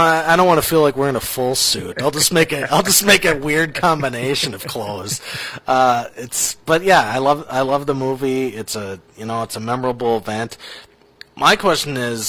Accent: Minnesota, United States; as a Minnesotan

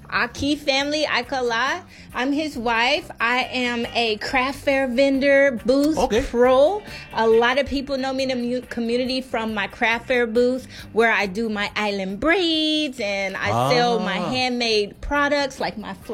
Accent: Kansas City, Missouri, United States; moved away as an adult; now in Maui, United States; I'm originally from Kansas City, Chief Nation.

